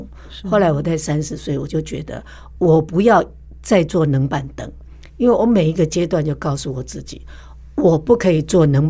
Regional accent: Taipei, Taiwan; 更疼惜我这个从台北嫁过来的新妇

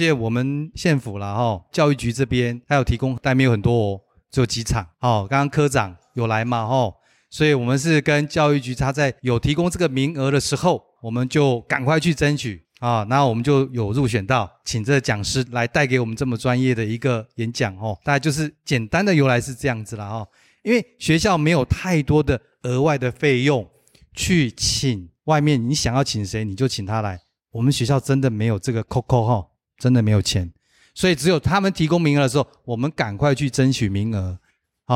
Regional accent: Hsinchu County, Taiwan; 我是新竹县的土著啦

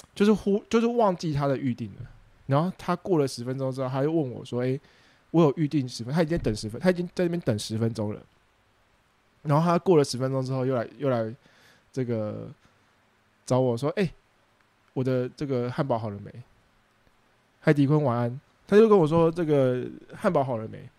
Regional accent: Taiwan; 身为一个公民， 身为一个台湾人

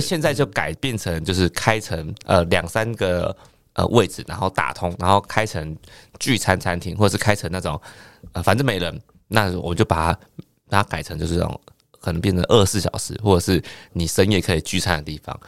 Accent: Penghu County, Taiwan; moved away; 我是澎湖人。嗯。嗯。我们那个澎湖马公高中

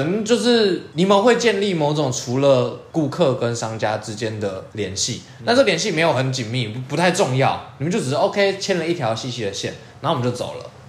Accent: southern Taiwan, Taiwan; 他们是先抓到我是南部人

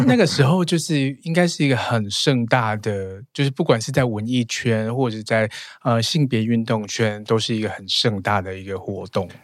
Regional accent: rural Chiayi, Chiayi County, Taiwan; moved away; also born or lived in Taipei; 我小时候在嘉义乡下

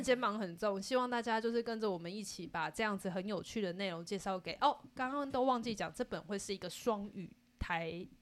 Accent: Taiwan; 台湾的很美好的地方，就是在挖掘这些很奇怪，但是跟我们土生土长很有高度相关的东西

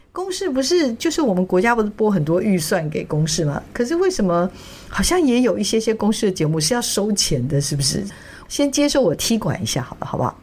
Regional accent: Taiwan; 作为台湾人

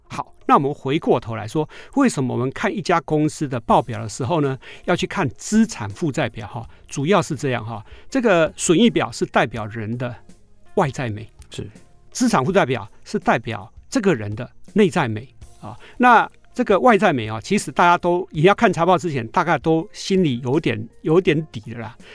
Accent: Taiwan; 我们台湾人

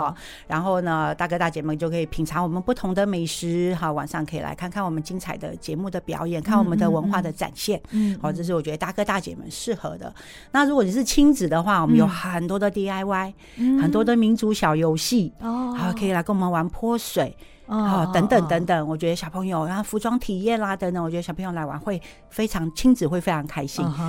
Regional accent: Myanmar; 好，我们云南人凌晨六点就要吃米干

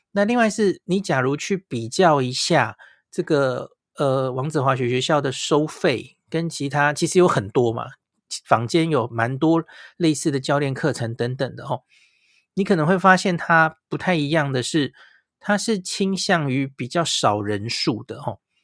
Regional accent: Taiwan; 我们台湾人去的话

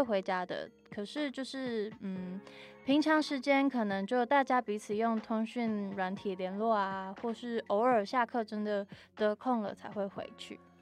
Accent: Taichung, Taiwan; 而我虽然家跟学校都在台中，可是其实我不太常回家

